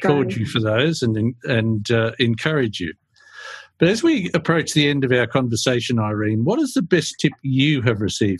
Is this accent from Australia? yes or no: yes; Australia